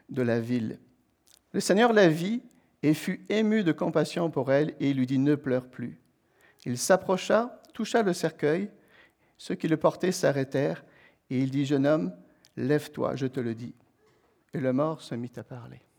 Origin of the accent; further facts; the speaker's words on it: Quebec, Canada; Alors, comme je dis, on vient du Québec avec mon épouse.